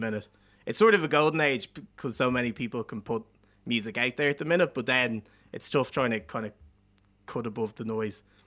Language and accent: English; Dublin, Leinster, Ireland; I grew up in South Dublin